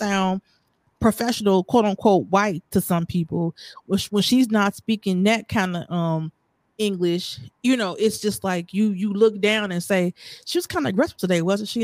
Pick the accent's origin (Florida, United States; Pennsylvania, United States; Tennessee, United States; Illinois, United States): Illinois, United States; Chicago; I was born in Chicago. And that's where I learned how to talk